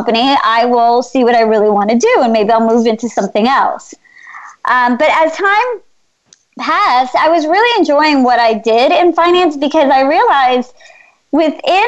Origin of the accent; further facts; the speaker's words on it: United States; I'm Indian. My parents migrated here from India in the 1960s. I was born in this country